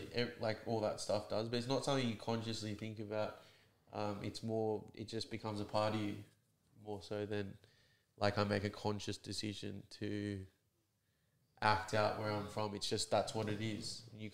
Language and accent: English; Sydney, New South Wales, Australia; also born or lived in Concord, Sydney; I grew up in Eastwood, which is kind of a lot of Chinese immigrants and Korean immigrants move there. And my mum's Chinese, so grew up there. And then moved to Concord around... when I was 16 years old.